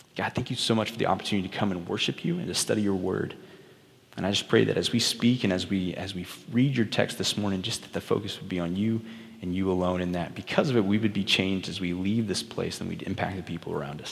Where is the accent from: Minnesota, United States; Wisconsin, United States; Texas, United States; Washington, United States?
Texas, United States; Early; also born or lived in Stephenville, Texas; my wife and I both grew up in Early Texas